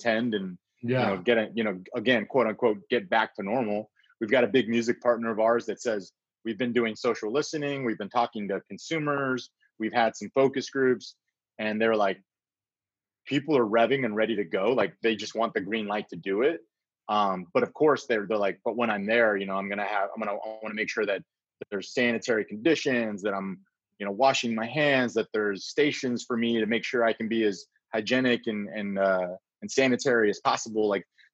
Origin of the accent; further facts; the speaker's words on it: San Antonio, Texas, United States; moved away as an adult; also born or lived in Austin, Texas / Dallas, Texas / Houston, Texas / Milwaukee, Wisconsin; I'm a Texas kid, born and raised San Antonio. Grew up in San Antonio